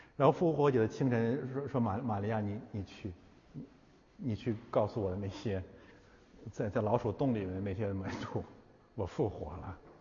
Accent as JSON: {"language": "Chinese", "region": "Heilongjiang", "country": "China", "tie": "born or raised there", "also_born_or_lived": "Chaoyang District, Beijing", "moved": "yes", "said": "我们的故乡黑龙江"}